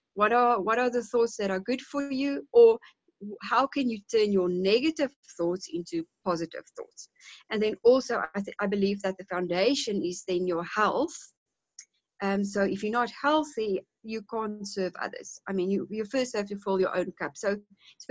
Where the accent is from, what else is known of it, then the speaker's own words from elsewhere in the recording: South Africa; also born or lived in Cape Town, South Africa; now in Johannesburg, South Africa; I grew up in a small town, about 600 kilometers from here, on a small holding